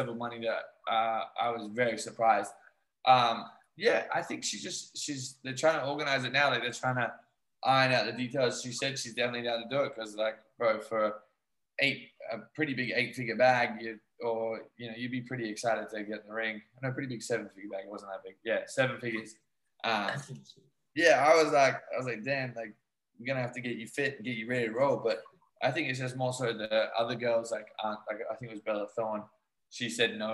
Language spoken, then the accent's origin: English; Australia; moved away; also born or lived in New Zealand; I grew up in Australia where we played rugby league